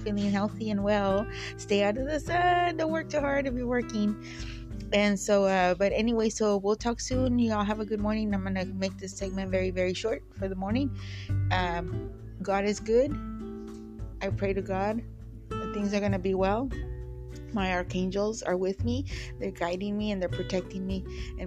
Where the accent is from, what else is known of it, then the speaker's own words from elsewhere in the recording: Parlier, California, United States; where I grew up in Parlier